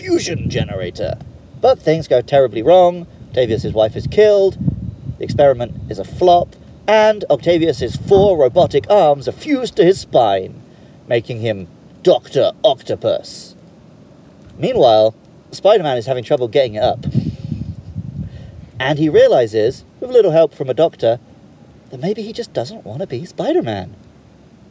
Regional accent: United Kingdom; I'm from the UK

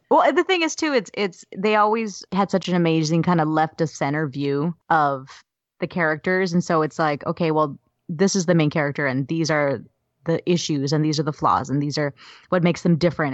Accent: Southern California, United States; growing up in Southern California

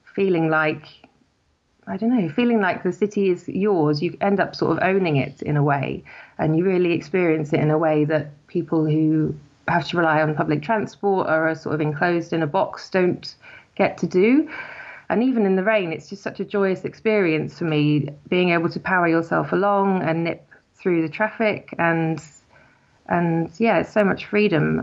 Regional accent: Somerset, South West England, United Kingdom; moved away as an adult; also born or lived in Cardiff; now in London, United Kingdom; my hometown in Somerset

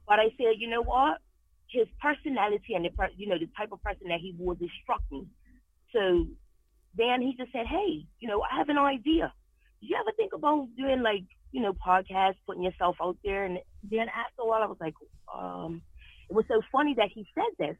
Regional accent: Bermuda; moved away as an adult; now in New England, United States; I was born and raised in Bermuda

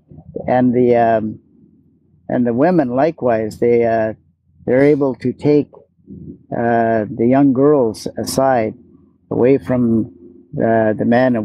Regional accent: Sept-Îles, Quebec, Canada; also born or lived in Hope, British Columbia; now in British Columbia, Canada; I was born in Hope, BC, and my dad, he got a job in Sept-Îles, Quebec, and he moved our family over there. And so I grew up in a town that included you know, French and English, Italians, Portuguese

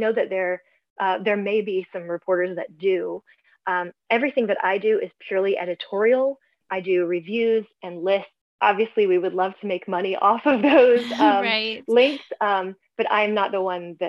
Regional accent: Lexington, Kentucky, United States; born there; also born or lived in Louisville / Frankfort; I was born in Lexington, but lived in Louisville and Frankfurt.

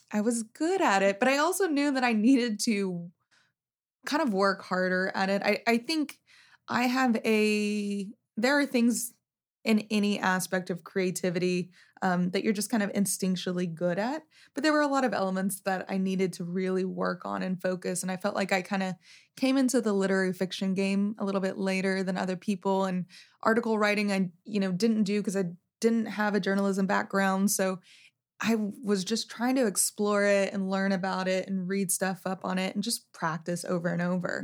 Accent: Wichita Falls, Texas, United States; moved away as an adult; also born or lived in Louisiana; I grew up in Wichita Falls.

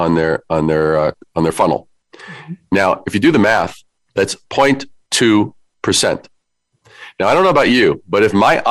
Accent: New York City, New York, United States; I am from New York. I'm a Brooklyn kid

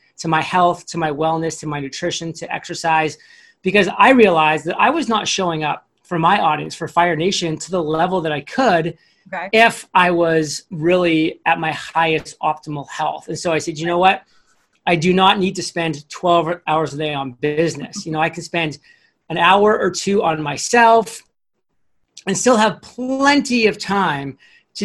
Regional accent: Maine, United States; when I was growing up in Maine

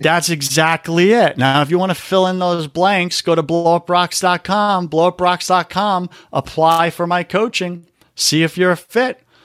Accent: New York, United States; I'm from New York.

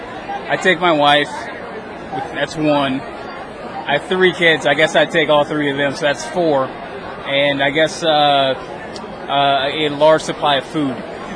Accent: Louisiana, United States; I mean, I grew up in Louisiana, so like back then, before the internet, there wasn't a lot of information about how you actually break into comics.

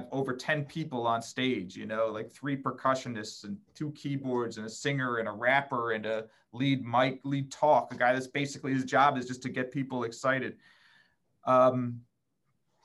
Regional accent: Philadelphia, Pennsylvania, United States; moved away as an adult; also born or lived in Italy / Spain; now in Washington, United States; I'm from Philadelphia, which is one of the oldest cities in the United States.

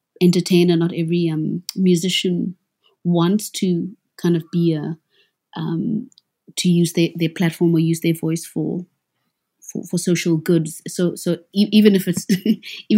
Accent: South Africa; as a South African

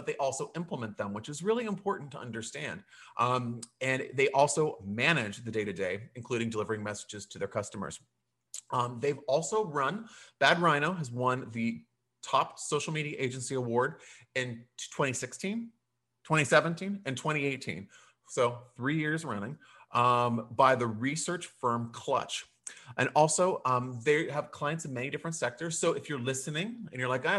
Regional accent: Pittsburgh, Pennsylvania, United States; now in Florida, United States; I'm originally from Pittsburgh.

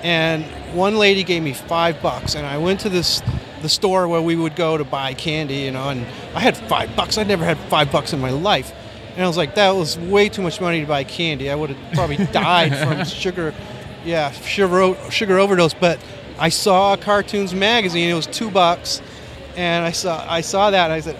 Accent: Maine, United States; now in Los Angeles, United States; I grew up in Maine, which is kind of a isolated place

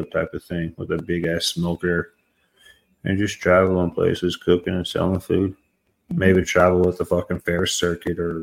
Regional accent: Sawtooth Mountains, Idaho, United States; moved away; also born or lived in Texas panhandle / Oklahoma; I grew up in the Sawtooth Mountains

